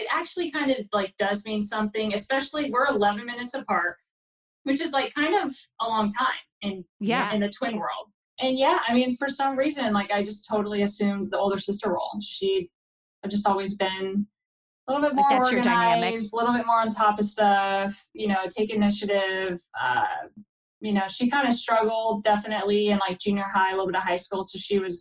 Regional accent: Redding, California, United States; moved away as an adult; now in Portland, United States; I'm from, like, Northern California, Redding

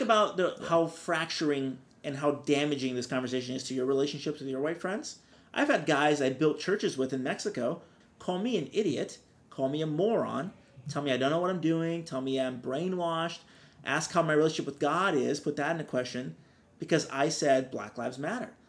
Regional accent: Brazil; now in California, United States; I grew up with people thinking I lived in a hut because I'm from Brazil

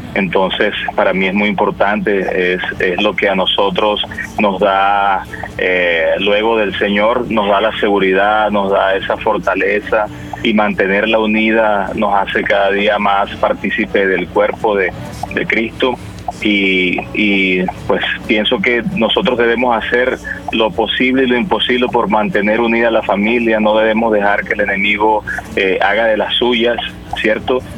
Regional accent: Valledupar, Cesar, Colombia; yo soy de Valledupar, Colombia.

